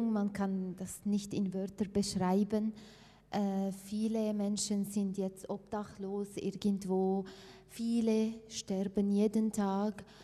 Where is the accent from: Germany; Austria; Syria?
Syria; Aleppo, Aleppo Governorate; German is a second language; Also ich komme ursprünglich aus Aleppo und äh, wenn wir Geld bekommen, wir schicken es ja, nach Aleppo, nicht weil ich von Aleppo bin